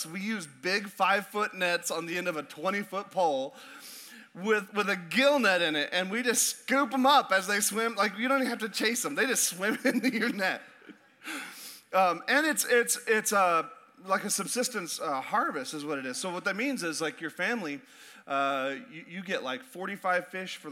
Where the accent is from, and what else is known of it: Alaska, United States; born or raised there; moved away